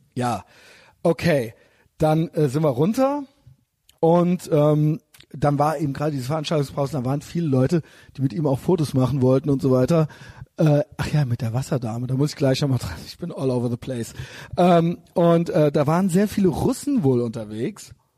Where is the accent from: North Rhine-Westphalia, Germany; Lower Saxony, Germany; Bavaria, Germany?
North Rhine-Westphalia, Germany; Cologne; ich bin ja aus Köln